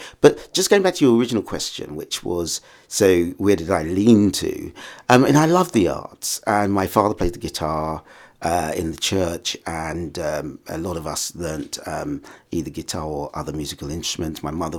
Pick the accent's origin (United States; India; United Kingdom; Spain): United Kingdom; St Albans, East of England; I was born in St Albans, actually. So oh, I was brought up here in just in this town. And I'm a child of a Caribbean family, and I'm the 11th child.